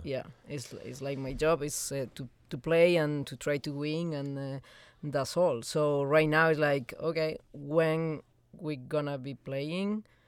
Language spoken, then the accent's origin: English; Spain; moved away; I'm coming from Spain, so we love to be outside.